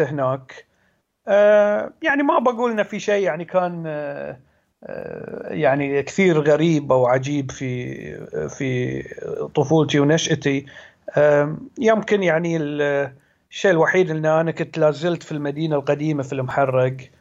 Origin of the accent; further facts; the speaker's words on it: Muharraq, Muharraq Governorate, Bahrain; also born or lived in Oxford; انا من البحرين آه، من مواليد سنة 1982 فيعني حين عمري 35 سنة آه، نشأت في البحرين